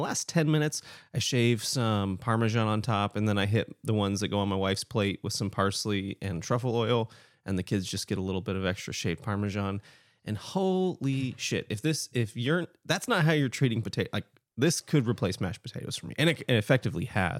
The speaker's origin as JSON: {"language": "English", "town": "Portland", "region": "Oregon", "country": "United States", "tie": "born or raised there", "said": "I grew up in Portland too."}